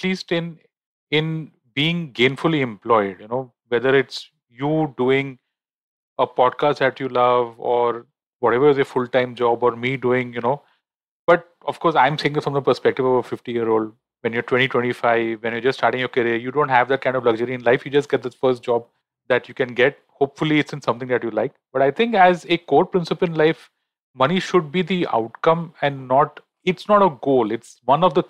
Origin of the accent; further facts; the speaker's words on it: Mumbai, Maharashtra, India; I'm born and raised in Bombay